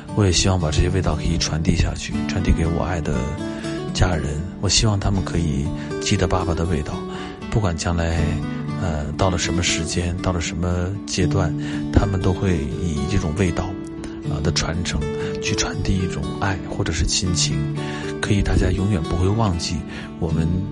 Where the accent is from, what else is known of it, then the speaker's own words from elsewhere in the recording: Ritan area, Beijing, China; 日坛那一带，我长大的地方，啊，都是槐花